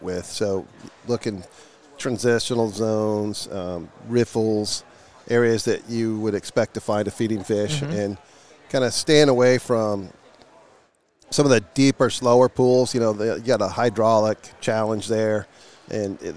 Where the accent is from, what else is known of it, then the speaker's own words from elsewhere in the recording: Littleton, Colorado, United States; Born and raised. I born and raised in Littleton, Colorado